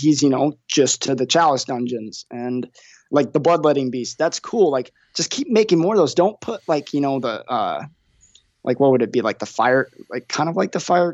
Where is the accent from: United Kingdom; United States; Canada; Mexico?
United States; Idaho; moved away; I'm originally from Idaho